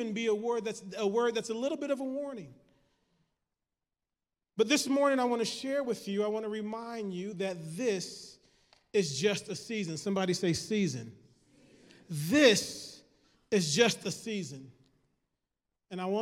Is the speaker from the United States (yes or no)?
yes; Michigan, United States; I'm from Michigan